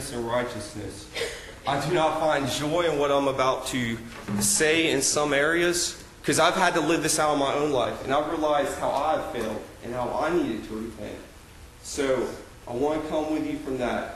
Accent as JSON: {"language": "English", "town": "Orange Park", "region": "Florida", "country": "United States", "tie": "born or raised there", "also_born_or_lived": "Graceville, Florida", "moved": "as an adult", "said": "I grew up in Orange Park, Florida, which is a suburb of Jacksonville, Florida"}